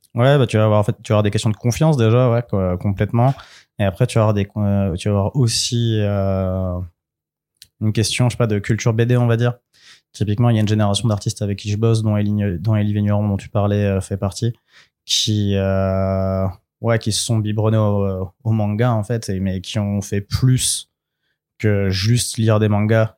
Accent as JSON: {"language": "French", "country": "France", "said": "je suis en France parce que je suis français, je vis là"}